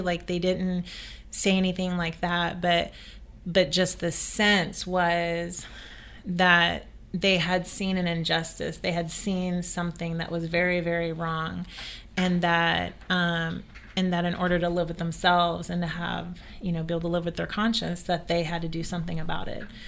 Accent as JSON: {"language": "English", "region": "the South", "country": "United States", "tie": "born or raised there", "said": "I grew up in the South"}